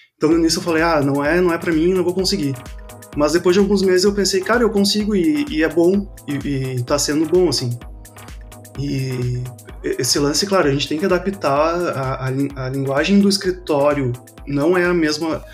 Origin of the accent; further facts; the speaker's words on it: Porto Alegre, Rio Grande do Sul, Brazil; mesmo estando em Porto Alegre, sou de Porto Alegre